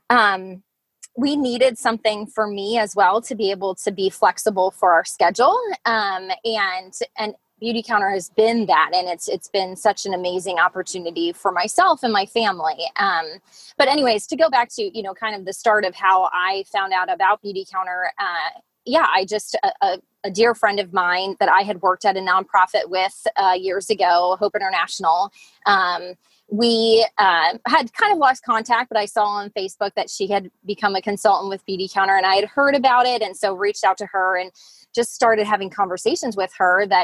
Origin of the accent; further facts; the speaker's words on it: Lancaster, United States; You know, I uh, you know I'm I'm from Lancaster. I uh, I'm a mom of four.